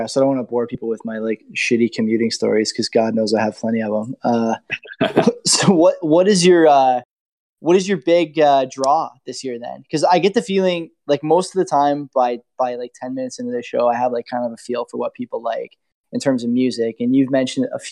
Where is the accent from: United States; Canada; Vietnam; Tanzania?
Canada; Hamilton, Ontario; I'm from Hamilton, so it's like a mid-major city